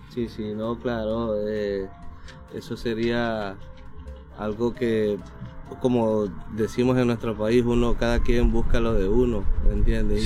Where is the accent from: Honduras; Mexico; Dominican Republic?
Honduras; moved away as an adult; yo soy de Honduras.